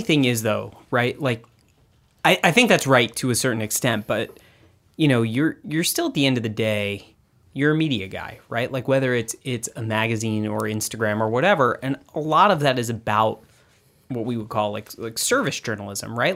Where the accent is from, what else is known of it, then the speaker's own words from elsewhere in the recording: Austin, Texas, United States; moved away; I grew up in Austin, Texas.